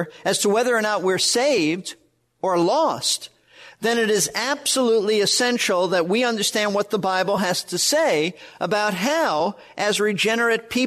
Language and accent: English; New York City, New York, United States; moved away as an adult; also born or lived in Florida; I was raised in Brooklyn, New York, not in a Christian home.